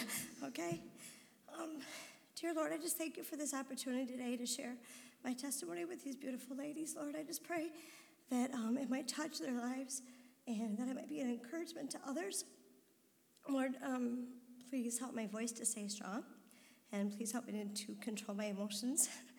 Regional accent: Detroit, Michigan, United States; I was born in March of 1967

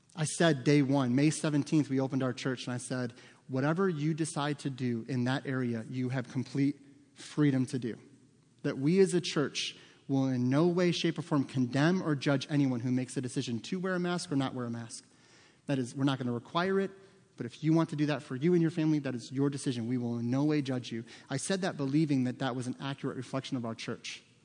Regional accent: United States; as American Christians

